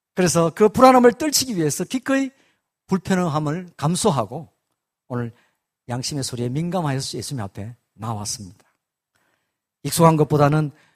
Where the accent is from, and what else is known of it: South Korea